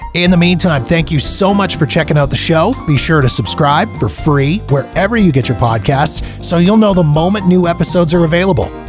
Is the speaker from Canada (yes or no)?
yes; Canada; I'm Canadian.